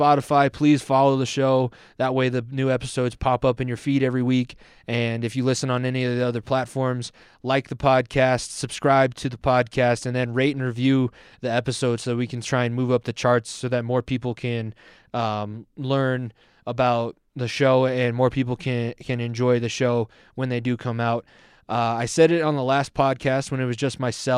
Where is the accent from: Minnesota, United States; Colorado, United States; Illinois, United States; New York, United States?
Colorado, United States; Denver; We're both from Denver